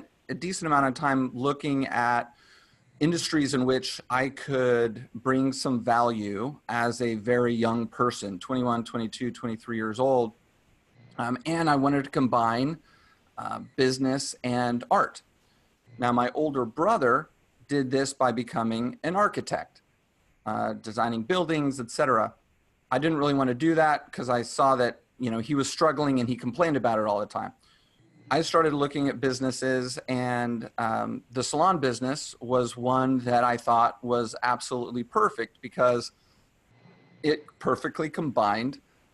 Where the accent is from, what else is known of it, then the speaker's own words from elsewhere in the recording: Dallas, Texas, United States; now in California, United States; I'm from Dallas